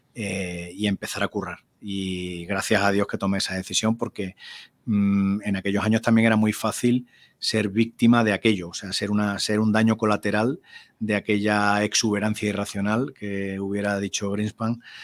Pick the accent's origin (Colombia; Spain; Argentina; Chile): Spain; en aquel ambiente rural de mi pueblo